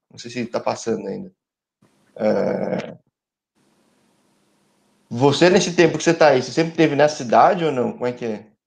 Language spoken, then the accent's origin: Portuguese; São Paulo, Brazil; eu que sou de São Paulo, cara.